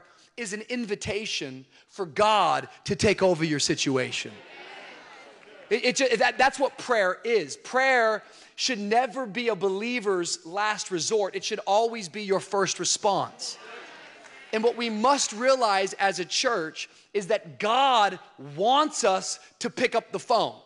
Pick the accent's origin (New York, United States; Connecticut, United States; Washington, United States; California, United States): Washington, United States; Tacoma; I grew up in Tacoma, Washington, outside of Seattle